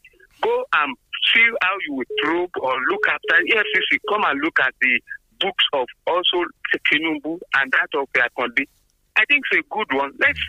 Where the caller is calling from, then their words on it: Abeokuta, Ogun State, Nigeria; calling from Abeokuta.